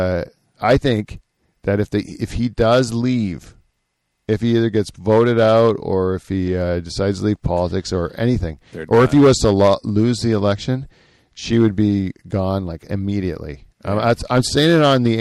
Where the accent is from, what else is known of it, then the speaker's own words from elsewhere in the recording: Canada; I'm Canadian